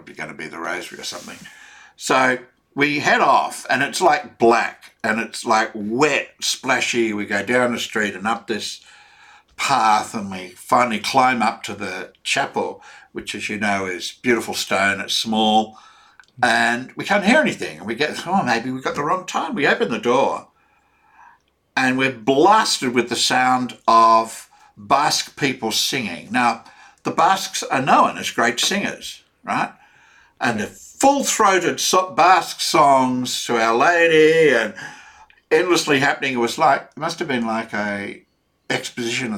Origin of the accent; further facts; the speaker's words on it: Australia; for me as an Australian